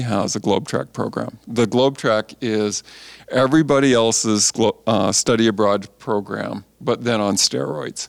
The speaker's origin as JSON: {"language": "English", "country": "Canada", "tie": "born or raised there", "also_born_or_lived": "California", "said": "just did the normal growing up in Canada kind of thing"}